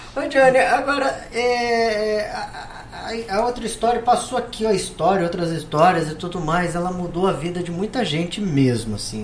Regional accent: Brazil; Sou brasileiro

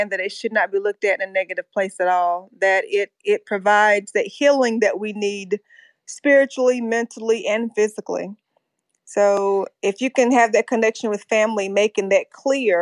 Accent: North Carolina, United States; now in Fort Mill, United States; I was raised in North Carolina.

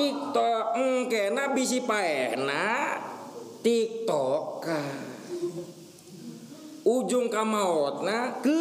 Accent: Banten, Indonesia; ini pernah kejadian ini di kampung kami pernah kejadian karena ngikutin tanggal kalian kalender. Lah biasa kan orang Banten mah kalau besok puasa malamnya itu syukuran riungan.

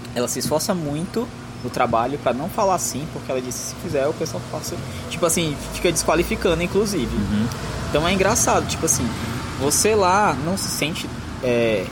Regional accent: Northeast Brazil, Brazil; accent: nordestino; Em nenhum momento zoaram do meu sotaque. Em nenhum momento zoaram que eu era nordestino

